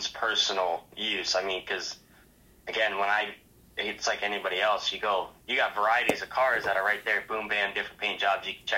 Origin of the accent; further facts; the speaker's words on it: South Dakota, United States; now in Phoenix, United States; I'm from South Dakota. I'm a South Dakota boy